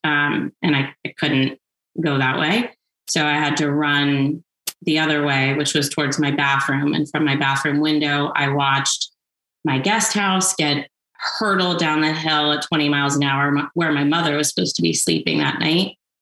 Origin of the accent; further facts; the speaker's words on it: Washington, District of Columbia, United States; now in Montecito, United States; I grew up in Washington, D.C.